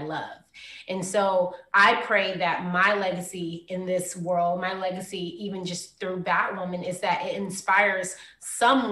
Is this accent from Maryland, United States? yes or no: yes; Prince George's County, Maryland, United States; I come from Prince George's County